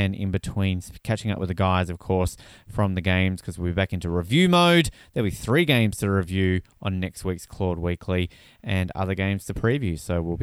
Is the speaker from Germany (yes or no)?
no; Australia; now in Canada; As an Australian